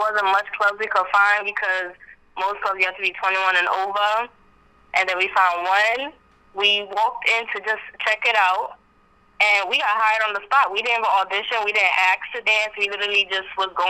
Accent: New York City, New York, United States; I am from Brooklyn, New York.

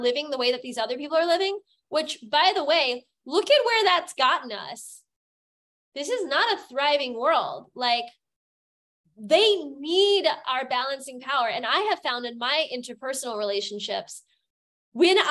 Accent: United States; now in Germany; I'm an American

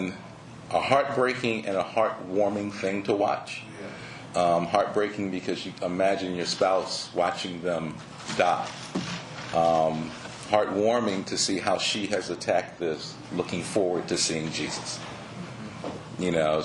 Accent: Philadelphia, Pennsylvania, United States; moved away as an adult; also born or lived in Tallahassee, Florida; I was born in Philadelphia, so I am a Northeasterner. Born and raised in Philly

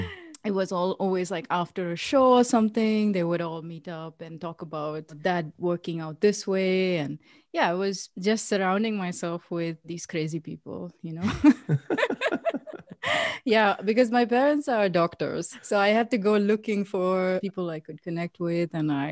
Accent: South India, India; I was born and I was brought up in India, like in South India, next to like a big city. So I didn't live in the city. I was living outside.

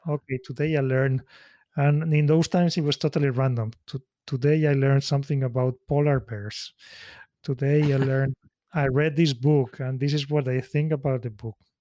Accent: Spain; moved away as an adult; also born or lived in Switzerland; now in Tokyo, Japan; my hometown in Spain

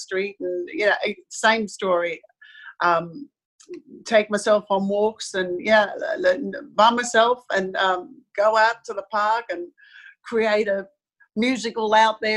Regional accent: Sydney, New South Wales, Australia; I was born in Sydney, and we had a holiday house down at a place called Sussex Inlet

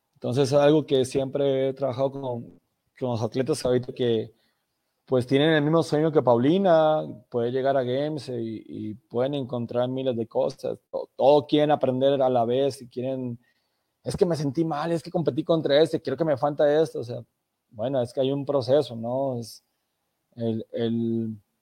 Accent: Mexico; como mexicanos

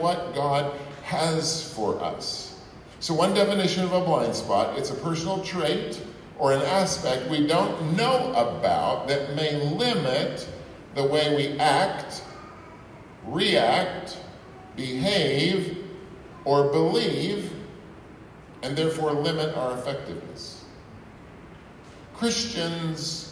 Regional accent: Texas, United States; moved away as an adult; now in Ipswich, United States; I'm from Texas

